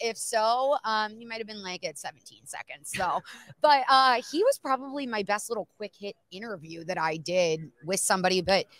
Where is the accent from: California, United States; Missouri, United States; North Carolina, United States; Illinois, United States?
Illinois, United States; Chicago; now in Arizona, United States; I live here in Arizona, so it's exciting that it's here in my hometown area. Shouldn't say hometown. I'm from Chicago, but, you know, I've been here for a while. I'm an Arizonian, however you want to say it.